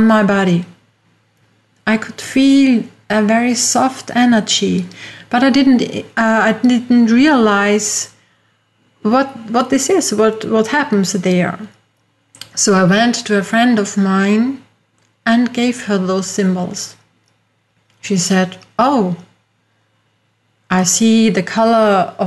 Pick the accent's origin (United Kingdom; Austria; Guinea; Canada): Austria; English is a second language; As you hear from my accent, I'm not from USA, I am from Europe, from Austria.